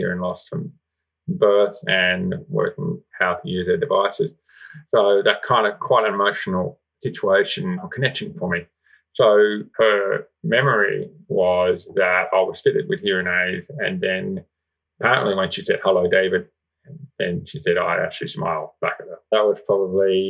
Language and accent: English; Armidale, New South Wales, Australia; I was born and bred in Armidale.